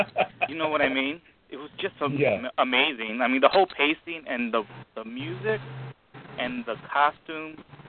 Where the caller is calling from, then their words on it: Chicago, Illinois, United States; Yeah, I'm calling from Chicago.